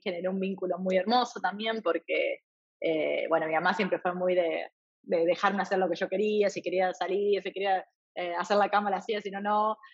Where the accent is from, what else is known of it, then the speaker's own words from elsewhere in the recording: Eusebia, Santa Fe, Argentina; first language Spanish; moved away as an adult; also born or lived in Rafaela, Argentina / France / Thailand; now in New York, United States; soy originalmente de un lugar donde es completamente distinto al donde estoy ahora, que es Eusebia, un pueblito muy chiquito, 800 habitantes, en la provincia de Santa Fe, en Argentina